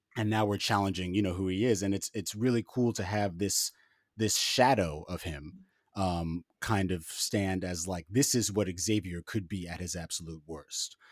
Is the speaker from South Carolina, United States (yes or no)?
no; New York City, New York, United States; I'm from Harlem